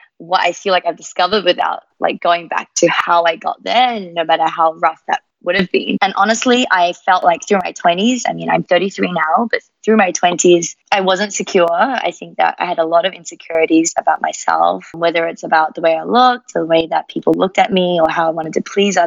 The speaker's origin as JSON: {"language": "English", "town": "Melbourne", "region": "Victoria", "country": "Australia", "tie": "born or raised there", "accent": "Australian", "moved": "as an adult", "lives_now": "Singapore", "said": "I was actually born in Melbourne."}